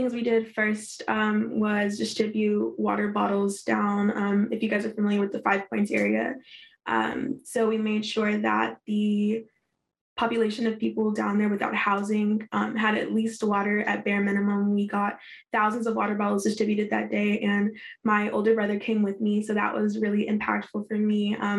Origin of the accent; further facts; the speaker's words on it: Denver, Colorado, United States; now in Washington, United States; I loved it. I get that question a lot being out here in DC. Everybody's like, Colorado, that's so far away. What is it like? It was beautiful. I have a lot of friends back home that I'm really grateful for